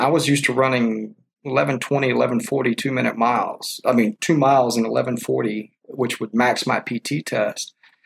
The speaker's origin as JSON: {"language": "English", "region": "Texas", "country": "United States", "said": "We're from Texas, you know, we like to go out, go country dancing, drink your beer"}